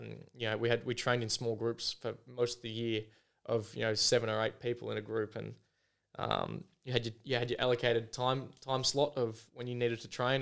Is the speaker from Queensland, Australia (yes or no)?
no; Foster, Victoria, Australia; now in Adelaide, Australia; went back home to Victoria down, um, to Foster, my hometown